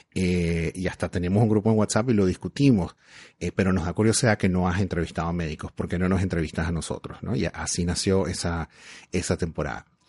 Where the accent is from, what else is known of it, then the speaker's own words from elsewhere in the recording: Venezuela; moved away as an adult; now in Canada; yo emigré de Venezuela hace 11 años